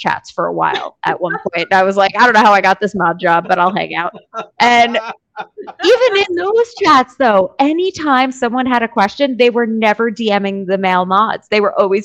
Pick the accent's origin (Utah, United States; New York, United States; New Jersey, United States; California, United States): New York, United States; I'm a New Yorker